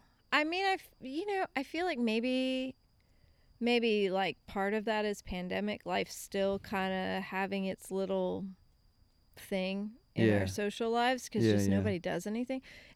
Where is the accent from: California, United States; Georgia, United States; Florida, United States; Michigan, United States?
Florida, United States; Apopka; also born or lived in Lakeland, Florida; I was a kid from Apopka